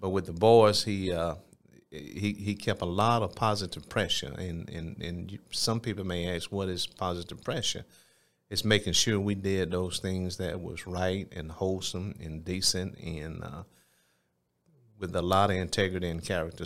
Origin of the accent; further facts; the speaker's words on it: Phenix City, Alabama, United States; also born or lived in Columbus, Georgia; grew up in South Phoenix City